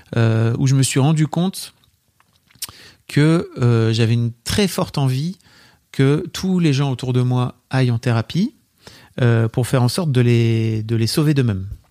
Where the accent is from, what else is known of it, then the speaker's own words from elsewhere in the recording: Paris, Île-de-France, France; on est parisien